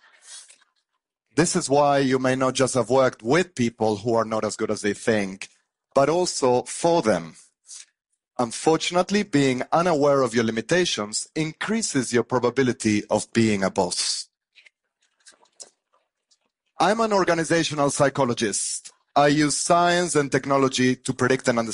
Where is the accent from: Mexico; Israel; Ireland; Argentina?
Argentina; moved away; I grew up in Argentina